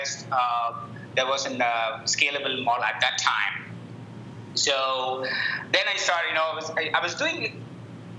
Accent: India; moved away as an adult; also born or lived in Fargo, United States; now in Indianapolis, United States; I grew up in India, and then I came to the States 12 years back

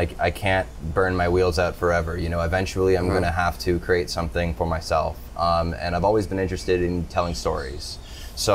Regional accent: Toronto, Ontario, Canada; now in Nosara, Costa Rica; I am originally from Toronto

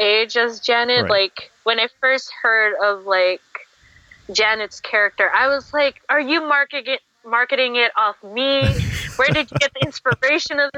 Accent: Canada; I'm born Canadian.

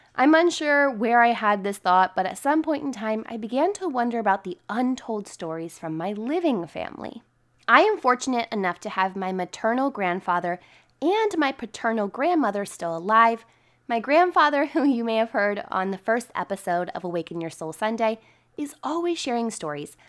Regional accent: Boonsboro, Maryland, United States; my hometown of Boonesboro, Maryland

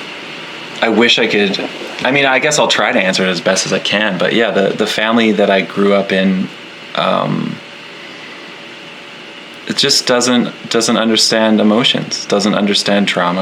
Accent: Canada; moved away as an adult; now in Nova Scotia, Canada; I live in very rural Nova Scotia, Canada, but I'm from the other coast.

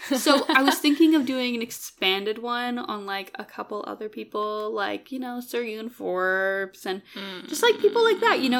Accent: Canada; I'm Canadian.

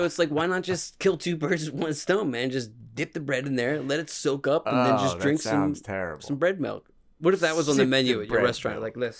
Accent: Pennsylvania, United States; Piffeter. I'm from Piffeter, PA.

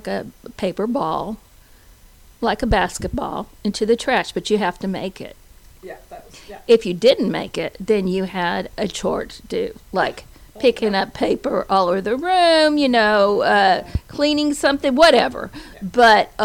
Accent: Dallas, Texas, United States; moved away; I was from Dallas

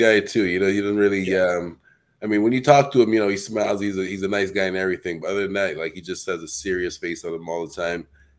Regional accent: Canada; I'm Canadian

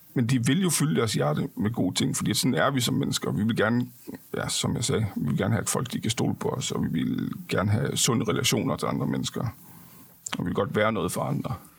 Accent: Denmark; jeg er også dansker

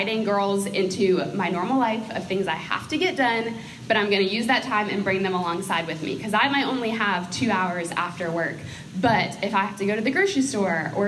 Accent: Maine, United States; moved away as an adult; now in Charlotte, United States; I am from Maine, moved to Charlotte to go to college

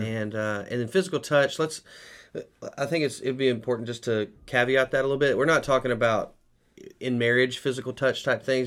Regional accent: United States; as American men

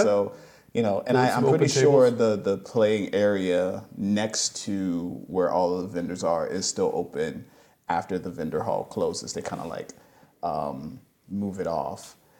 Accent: New Orleans, Louisiana, United States; I'm from New Orleans

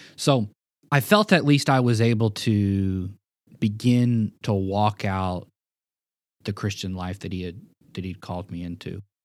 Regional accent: Memphis, Tennessee, United States; also born or lived in Springfield, Missouri; moving back home to my hometown of Memphis, Tennessee

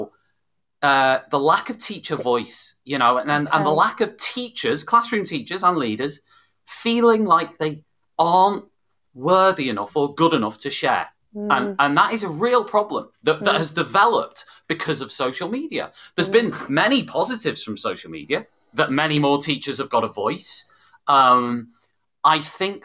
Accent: the Wirral, North West England, United Kingdom; I'm from the Northwest and from, you know, the Wirral

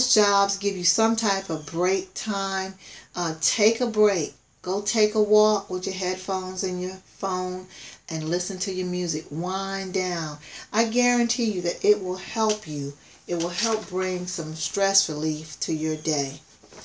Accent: South Carolina, United States; as a child, I grew up in the country. I grew up in South Carolina

